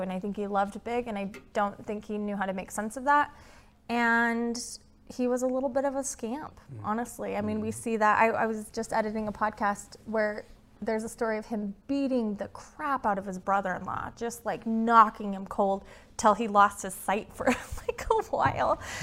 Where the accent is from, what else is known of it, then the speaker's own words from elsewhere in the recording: Utah, United States; accent: Utah; my Utah accent